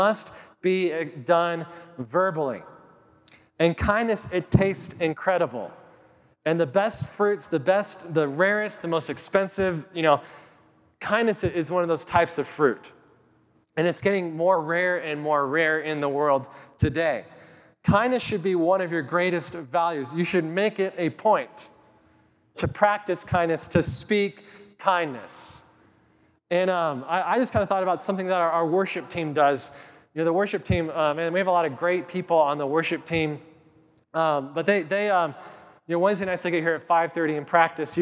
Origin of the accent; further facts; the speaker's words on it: Kit Carson, Colorado, United States; I grew up in Colorado. I grew up in Kit Carson, Colorado.